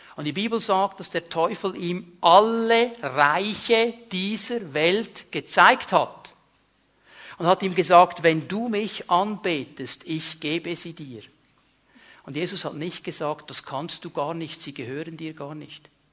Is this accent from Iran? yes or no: no; Switzerland; ich bin Schweizer